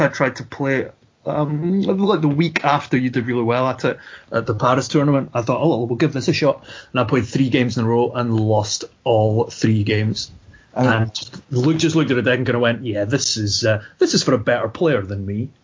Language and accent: English; Scotland, United Kingdom; I'm Scottish